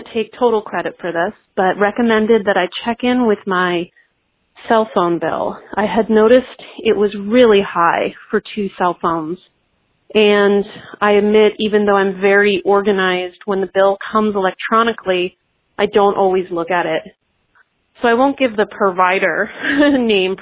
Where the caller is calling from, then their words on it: Los Angeles, California, United States; I'm calling from Los Angeles, California